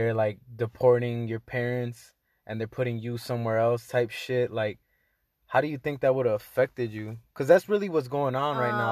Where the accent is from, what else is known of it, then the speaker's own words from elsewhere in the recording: United States; I was born in the United States